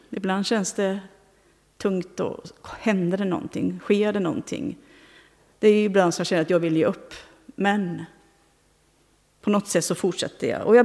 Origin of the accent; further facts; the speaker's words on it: Tanzania; now in Sweden; Bland annat en i Tanzania i det område där jag växte upp.